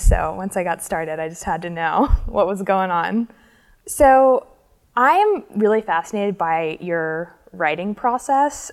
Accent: Alabama, United States; we're both from Alabama.

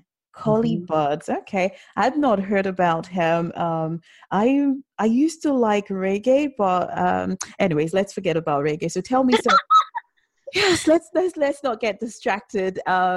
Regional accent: London, United Kingdom; I'm from South London.

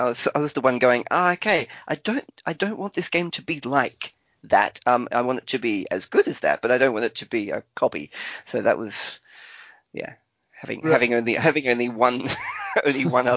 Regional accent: Australia; I'm the Australian

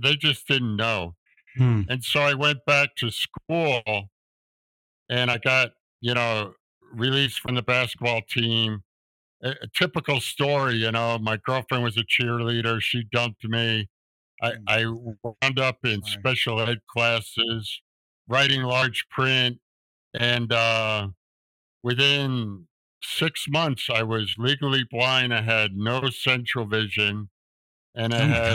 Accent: New York City, New York, United States; I grew up in New York City with my mom

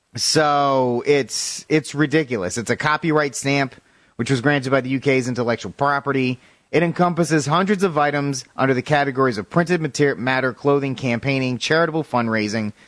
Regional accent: United States; I'm an, I'm American.

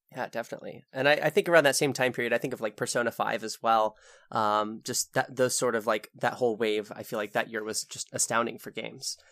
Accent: United States; as an American

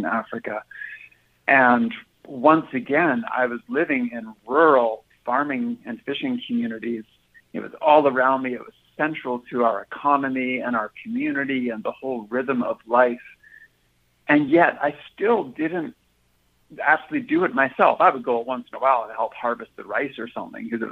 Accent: a small town outside of Vancouver, British Columbia, Canada; now in Minnesota, United States; I grew up in a small town outside of Vancouver.

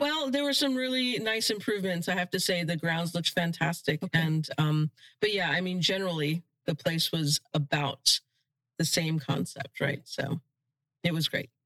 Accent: Florida, United States; while we didn't have a huge opportunity to explore the outdoors in Florida, because my parents worked so hard

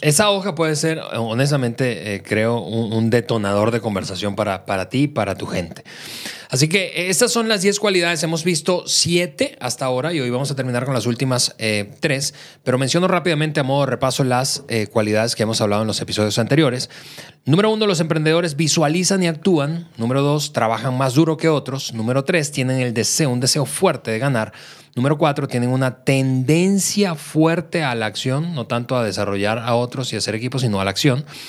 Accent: Venezuela; now in Mexico; yo soy eh, venezolano de nacimiento, mexicano por naturalización

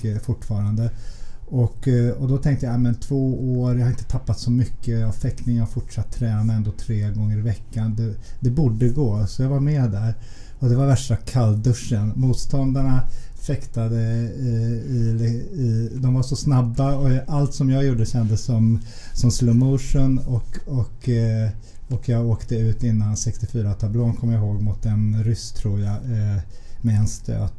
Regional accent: Stockholm, Stockholm County, Sweden; Vi är uppvuxna i, i Vällingby-Nälsta-området

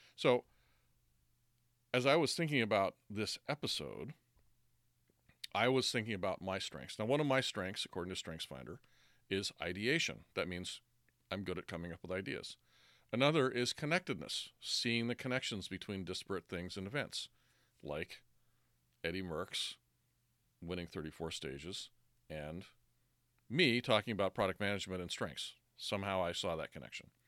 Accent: United States; I'm American

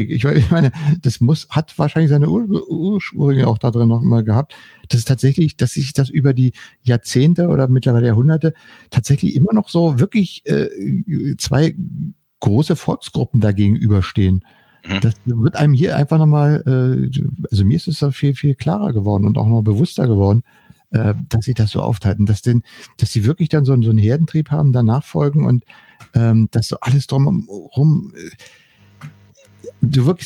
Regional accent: Berlin, Germany; ich bin ja in, in Berlin-West aufgewachsen und für uns waren die Amerikaner die Schutzmächte.

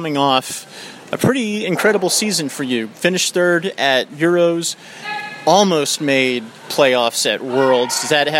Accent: the American South, United States; I'm from the American South

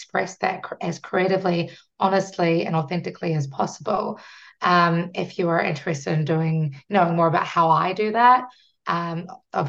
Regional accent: New Zealand; I'm from New Zealand and we are a British colony

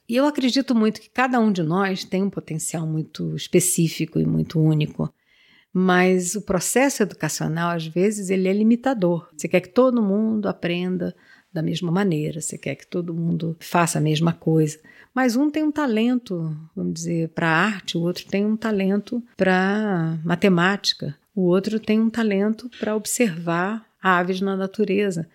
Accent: Rio de Janeiro, Brazil; accent: carioca; moved away as an adult; also born or lived in Pontal do Paranapanema, São Paulo; Eu sou carioca, eu falo igual carioca

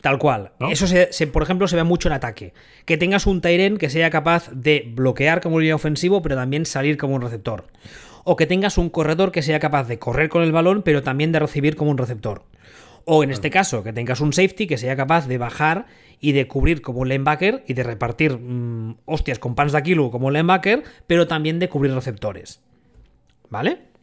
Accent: Barcelona, Catalonia, Spain; los que somos de aquí, de Barcelona y de, Cataluña

